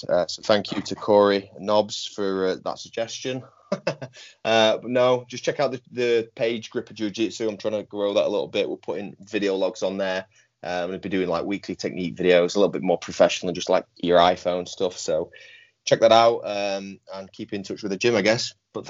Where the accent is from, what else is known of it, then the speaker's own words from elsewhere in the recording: Northern England, United Kingdom; You know, as a Northerner, I've never voted Conservative, and they're going further right.